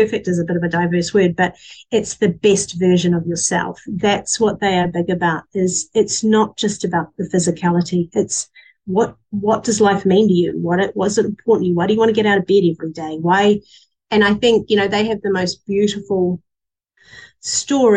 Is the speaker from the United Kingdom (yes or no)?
yes; England, United Kingdom; moved away; I'm still as English as they come